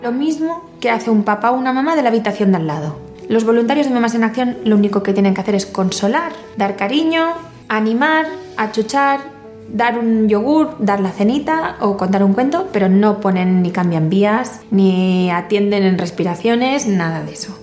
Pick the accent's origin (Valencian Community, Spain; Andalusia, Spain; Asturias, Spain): Valencian Community, Spain; Valencia; soy de Valencia